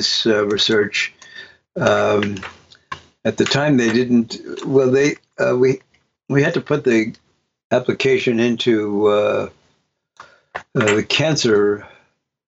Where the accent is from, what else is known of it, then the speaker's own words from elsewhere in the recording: New York City, New York, United States; I'm a guy from Brooklyn